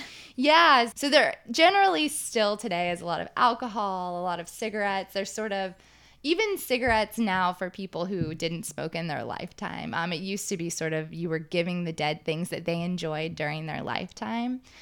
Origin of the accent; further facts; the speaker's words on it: Texas, United States; moved away; I grew up in Texas